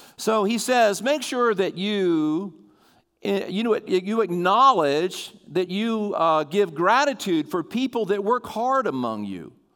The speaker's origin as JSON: {"language": "English", "area": "Sussex County", "region": "Delaware", "country": "United States", "tie": "born or raised there", "said": "I grew up in Sussex County"}